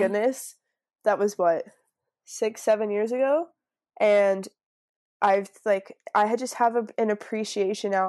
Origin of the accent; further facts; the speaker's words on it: Niagara Falls, Ontario, Canada; moved away as an adult; also born or lived in Field, British Columbia / Fremantle, Australia; now in Byron Bay, Australia; I'm from Niagara Falls, so it's, like, right on the border